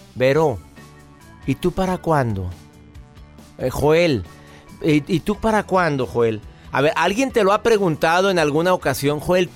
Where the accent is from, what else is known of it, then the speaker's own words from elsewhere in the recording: Mexico; En mi país, México